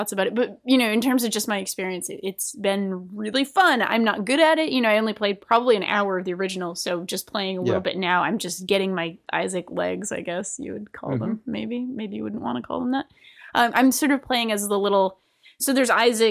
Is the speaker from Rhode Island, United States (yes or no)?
yes; Rhode Island, United States; accent: Rhode Island; my Rhode Island accent